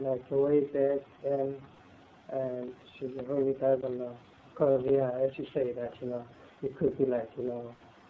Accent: South Africa; moved away; I'm from South Africa.

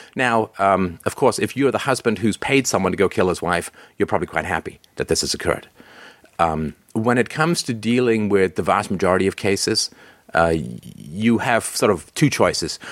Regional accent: London, United Kingdom; I grew up in England, uh, in London, and my local team was Crystal Palace

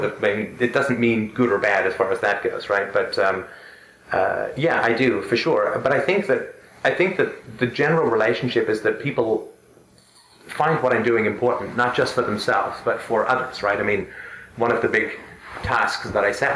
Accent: United Kingdom; I'm British

